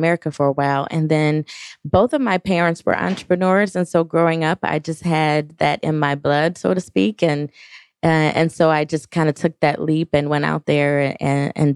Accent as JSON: {"language": "English", "town": "Detroit", "region": "Michigan", "country": "United States", "tie": "born or raised there", "said": "born and raised in the Detroit area"}